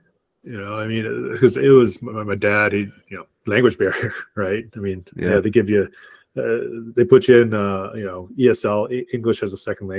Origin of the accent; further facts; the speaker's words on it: Arkansas, United States; born there; And then I was born in Arkansas.